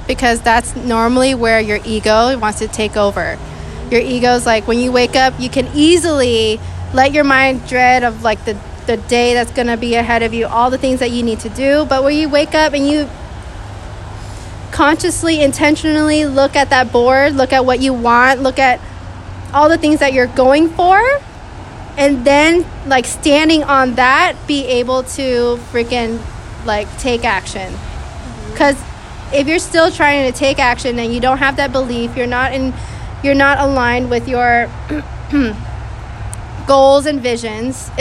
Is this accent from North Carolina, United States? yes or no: no; Texas, United States; moved away; I am from Texas.